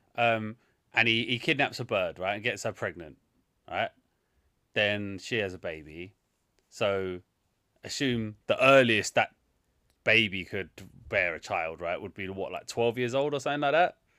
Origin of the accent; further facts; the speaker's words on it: London, United Kingdom; where I grew up in Southeast London.